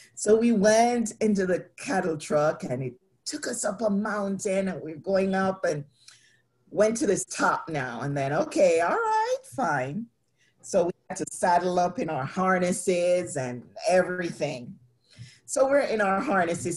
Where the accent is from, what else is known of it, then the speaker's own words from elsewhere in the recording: Jamaica; growing up in Jamaica